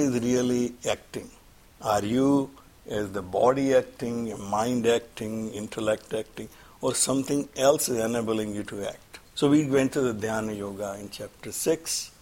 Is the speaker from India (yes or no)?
yes; Surat, Gujarat, India; moved away; I'm from Gujarat, obviously. Well, we're in Gujarat, I'm Surat